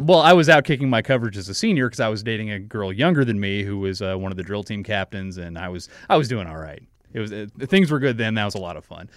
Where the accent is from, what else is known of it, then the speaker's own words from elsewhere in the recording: Mesquite, Texas, United States; I'm from Mesquite